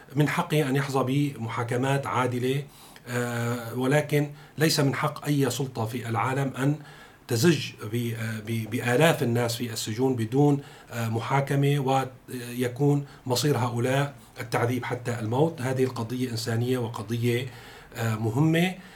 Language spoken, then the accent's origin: Arabic; Syria; كلنا كسوريين